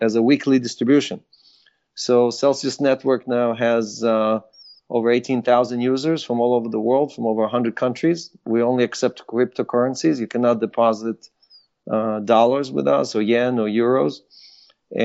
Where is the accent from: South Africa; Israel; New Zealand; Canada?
Israel; English is a second language; moved away as an adult; also born or lived in Ukraine; now in United States; I was born in Ukraine, grew up in Israel